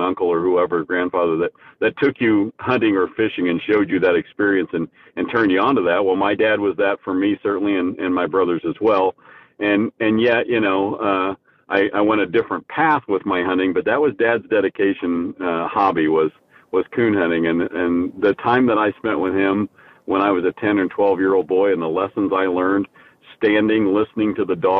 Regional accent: Danville, Indiana, United States; also born or lived in Rockville, Indiana; I grew up in Indiana

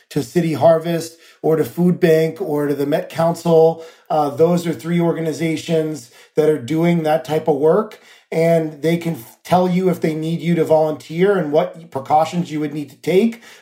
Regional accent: New York, United States; I find that as an elected official, but I also know that as a New Yorker that uh, days are like roller coasters for people

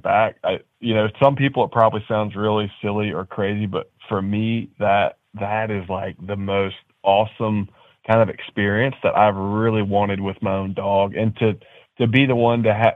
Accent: Nashville, Tennessee, United States; a good buddy of mine I grew up with in Nashville

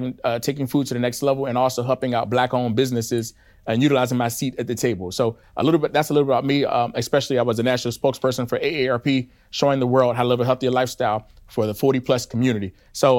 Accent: Washington, District of Columbia, United States; born and raised in Washington, D.C.

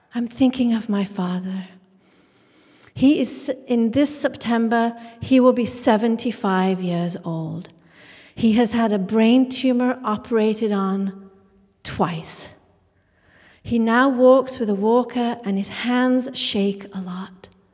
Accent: England, United Kingdom; I grew up in England, the daughter of Indian immigrants

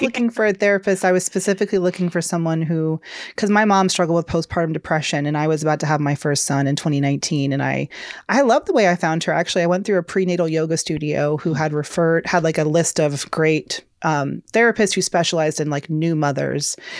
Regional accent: Georgia, United States; moved away; I'm a Southern girl. I'm from Georgia originally

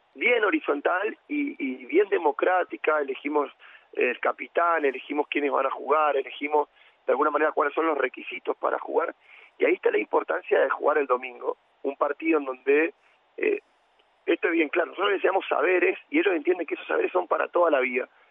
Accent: Eldorado, Misiones, Argentina; also born or lived in La Plata; soy el doradense, sería, ah. yo soy acá de Misiones me fui a estudiar a la Universidad de La Plata

